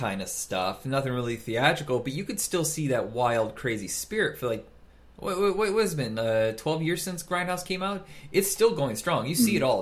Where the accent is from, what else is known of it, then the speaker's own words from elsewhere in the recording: Fort Wayne, Indiana, United States; moved away; when I grew up in Indiana and I lived in Fort Wayne